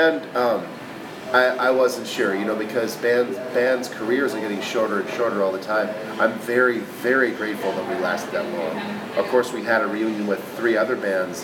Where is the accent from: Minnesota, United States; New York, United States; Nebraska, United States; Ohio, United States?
Minnesota, United States; Buffalo; also born or lived in Mankato, Minnesota; I'm from Buffalo, Minnesota